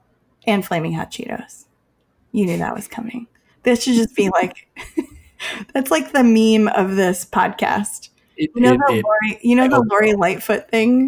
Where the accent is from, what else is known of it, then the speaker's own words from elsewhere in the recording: Chicago, Illinois, United States; I'm from Chicago